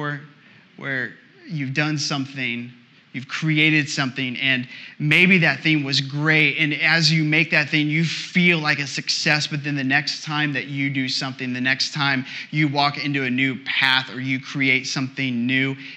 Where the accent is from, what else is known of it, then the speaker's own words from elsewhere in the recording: Indiana, United States; accent: slight thick accent; I'm from Indiana, born and raised in the middle of nowhere, grew up on a farm